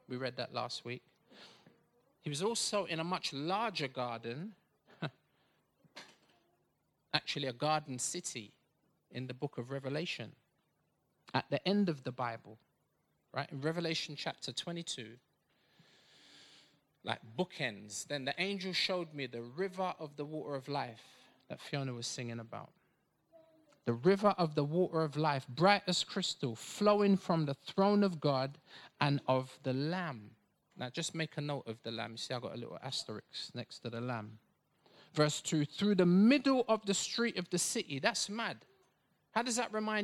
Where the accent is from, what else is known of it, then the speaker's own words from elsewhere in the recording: Bedfordshire, East of England, United Kingdom; I was born in Bedfordshire